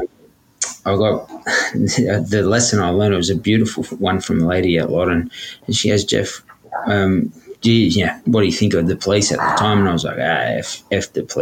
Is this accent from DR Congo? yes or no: no; Sydney, New South Wales, Australia; growing up in Redfern, we had uncles, aunties disappear